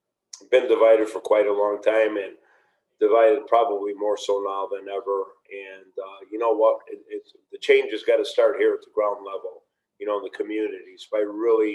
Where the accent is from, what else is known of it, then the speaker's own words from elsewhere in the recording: Niles, Illinois, United States; I was raised in Niles, quote unquote, just because of the restaurant being, right there on the Morton Grove Niles border, yet never had the zip code